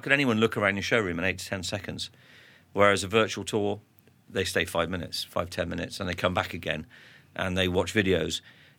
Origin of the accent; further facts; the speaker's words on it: Hawick, Scotland, United Kingdom; I was born in Scotland. You know. They can't usually pick that up from my accent in Fairness, and I was born in Hoyk, so I'm a Borders lad